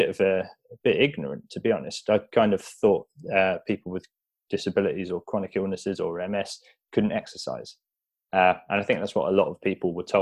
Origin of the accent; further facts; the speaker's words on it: South East England, United Kingdom; So we, we grew up together in the Shires in, in Buckinghamshire, moved around a lot, uh, and eventually came to London to do university, where ironically I studied engineering.